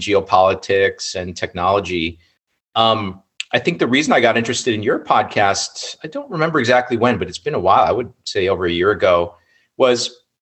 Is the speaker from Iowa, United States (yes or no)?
yes; Ames, Iowa, United States; I'm a Chinese American, and I grew up in Ames, Iowa